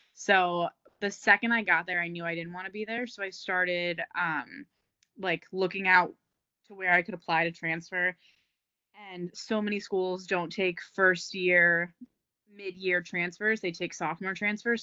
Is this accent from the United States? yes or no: yes; New Jersey, United States; moved away as an adult; now in Philadelphia, United States; I'm from New Jersey, but I'm living in Philly.